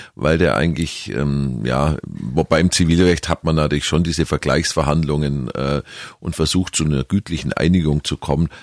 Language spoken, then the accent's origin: German; Kempten, Bavaria, Germany; born or raised there; accent: Allgäuerisch